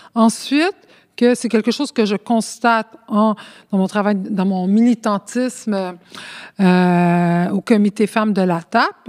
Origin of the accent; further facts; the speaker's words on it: Montreal, Quebec, Canada; first language Spanish; French is a second language; je suis née ici à Montréal.